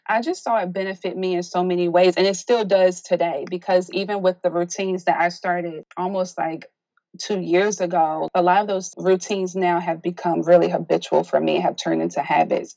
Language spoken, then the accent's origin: English; South Carolina, United States; moved away as an adult; now in Baltimore, United States; although I'm originally from South Carolina, I migrated to Baltimore due to my husband's family being here.